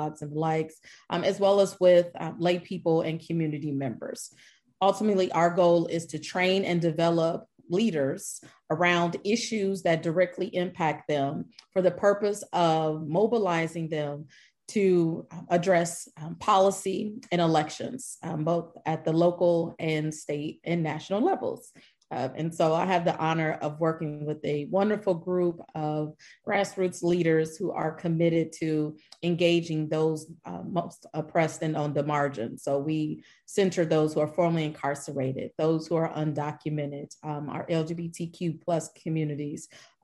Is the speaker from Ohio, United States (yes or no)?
yes; Columbus, Ohio, United States; now in Dallas-Fort Worth, United States; I'm originally from Columbus, Ohio, but I've been here in the Dallas-Fort Worth Metroplex for about 15 years